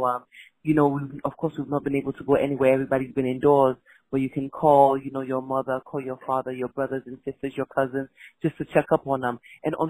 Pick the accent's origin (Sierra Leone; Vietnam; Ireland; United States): Sierra Leone; Freetown, Western Area; And I'm from Freetown, Sierra Leone in West Africa.